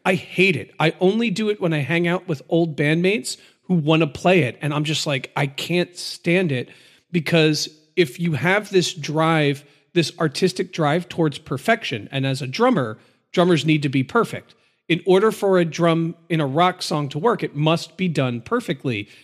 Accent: United States; us Americans

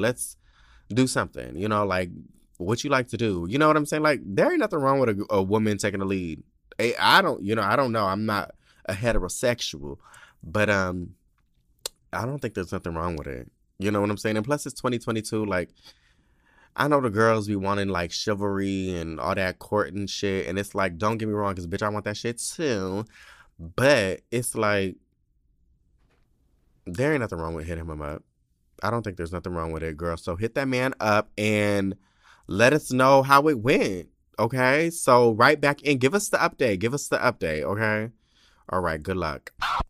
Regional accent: Indiana, United States; now in New Jersey, United States; because I'm in New Jersey. I'm from Indiana, and I was just too scared to ride the subway by myself at that time.

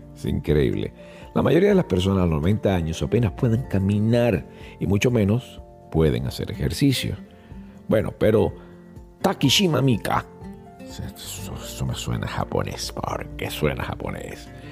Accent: Venezuela; soy venezolano y eso se utiliza en Venezuela

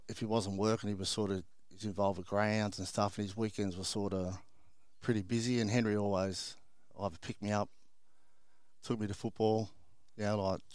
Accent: Botany, New South Wales, Australia; I'm a Botany boy, born in Botany. One of seven siblings. Great place. In my childhood, it was a great place to grow up. It was very industrial, very working class.

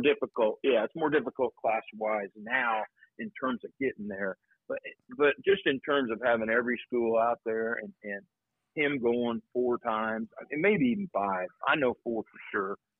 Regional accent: Anderson, Indiana, United States; now in New Albany, United States; I grew up in Anderson, Indiana

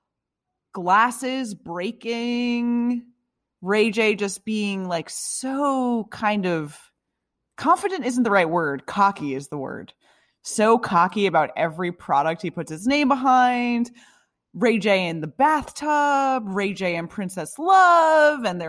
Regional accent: Ireland; I'm just an Irish person

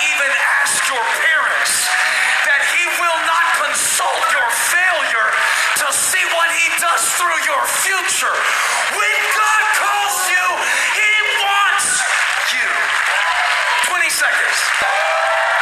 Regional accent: Moncks Corner, South Carolina, United States; accent: southern; I grew up in Monk's Corner, South Carolina

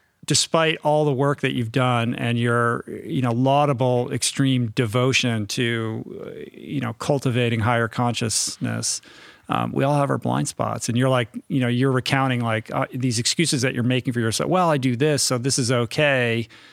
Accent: Washington, District of Columbia, United States; But I grew up in Washington, D.C., but I grew up kind of in an inside the beltway.

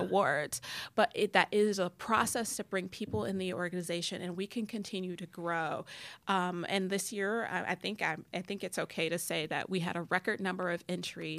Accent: Detroit, Michigan, United States; I grew up in Detroit

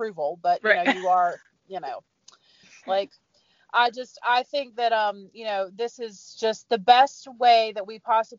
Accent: the South, United States; I am from the South

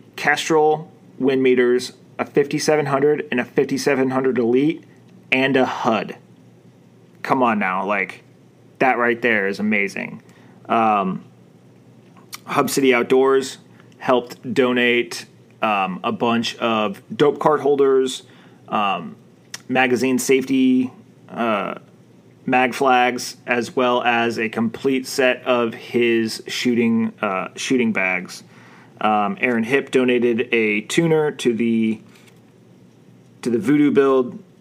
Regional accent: Arizona, United States; I'm from Arizona

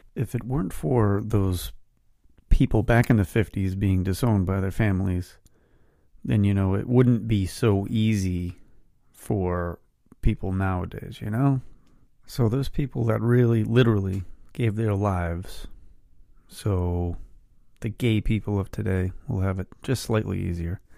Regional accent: Westport, Massachusetts, United States; my hometown of Westport, Mass

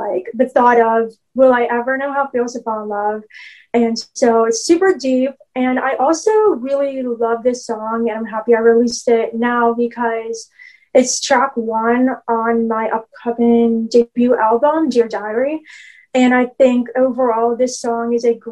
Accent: Pittsburgh, Pennsylvania, United States; I am a songwriter from Pittsburgh, Pennsylvania

